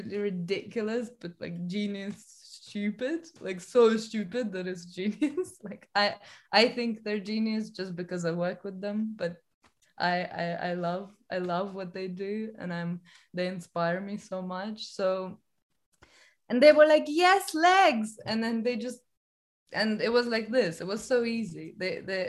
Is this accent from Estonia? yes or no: yes; Estonia; now in London, United Kingdom; I'm from Estonia